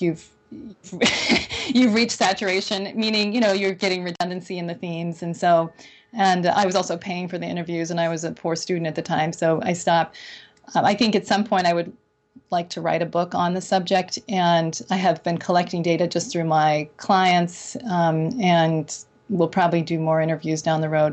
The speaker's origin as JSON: {"language": "English", "town": "Burlington", "region": "Vermont", "country": "United States", "tie": "born or raised there", "moved": "yes", "lives_now": "Chicago, United States", "said": "I grew up in Burlington, Vermont"}